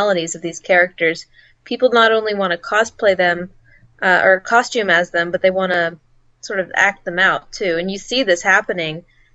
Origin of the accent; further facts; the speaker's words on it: Pittsburgh, Pennsylvania, United States; I'm from Pittsburgh, Pennsylvania.